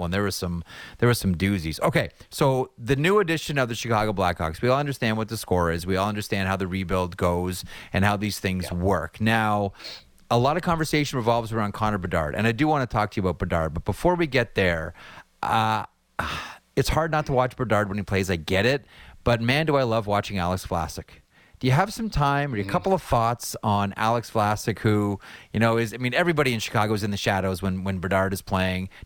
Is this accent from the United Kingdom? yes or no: no; Stouffville, Ontario, Canada; moved away; my hometown, Stouffville